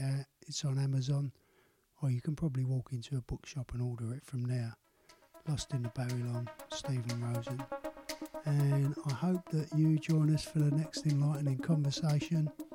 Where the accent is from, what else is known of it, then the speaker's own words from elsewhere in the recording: London, United Kingdom; accent: Cockney; my life growing up in the East End of London.